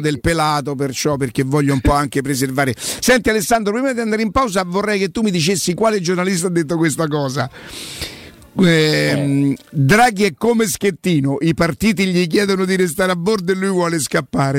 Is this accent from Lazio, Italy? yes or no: yes; Rome, Lazio, Italy; non sono nata a Prima Valle ma sono cresciuta a Prima Valle